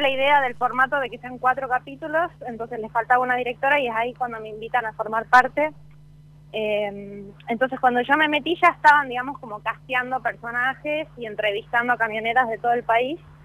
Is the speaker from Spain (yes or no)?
no; Salta, Argentina; yo, que soy de Salta